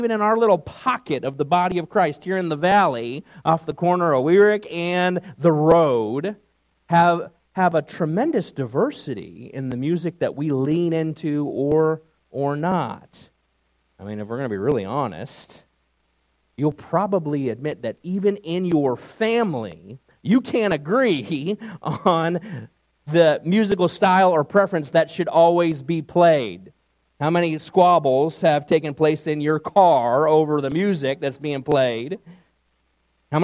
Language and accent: English; New York, United States; moved away; my days growing up in New York